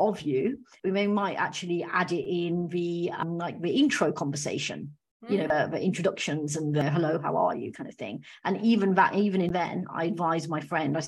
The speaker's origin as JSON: {"language": "English", "country": "United Kingdom", "said": "I'm of Indian background, but I'm British"}